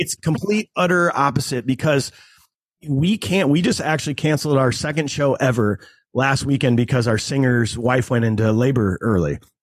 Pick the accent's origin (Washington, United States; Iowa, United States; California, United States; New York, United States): Iowa, United States; Cedar Rapids; my hometown, Cedar Rapids